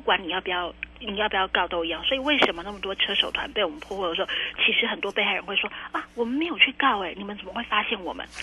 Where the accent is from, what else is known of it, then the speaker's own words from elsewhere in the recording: Taiwan; 我们台湾人真的是心地善良